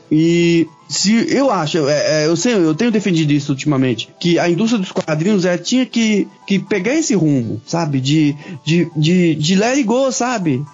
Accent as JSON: {"language": "Portuguese", "country": "Brazil", "said": "Nós, como brasileiros"}